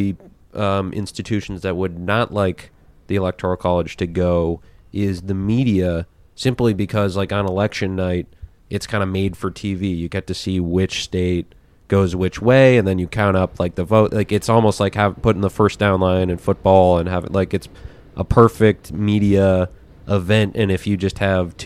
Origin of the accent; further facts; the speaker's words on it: Minnesota, United States; moved away; also born or lived in Virginia; I was in Minnesota. We moved in 2003, but I lived in Virginia, like not far from D.C.